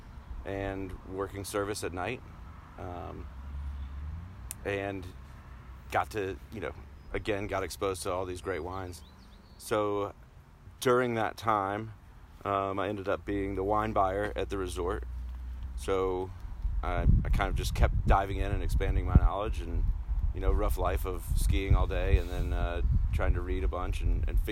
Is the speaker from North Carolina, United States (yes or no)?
yes; New Bern, North Carolina, United States; moved away as an adult; now in Oregon, United States; I grew up in North Carolina, town called New Bern